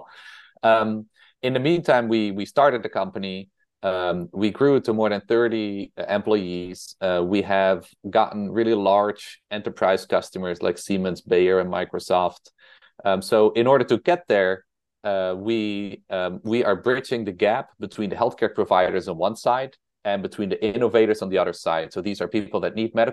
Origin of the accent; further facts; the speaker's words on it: Netherlands; accent: Dutch; English is a second language; moved away as an adult; also born or lived in Utrecht, Netherlands / New York City, United States; now in United States; I'm originally from the Netherlands. That's why I have this Dutch accent